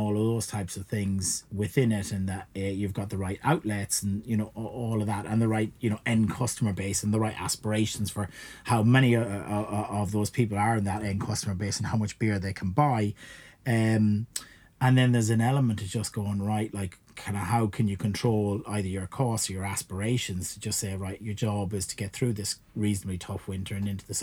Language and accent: English; Ireland; accent: Irish; moved away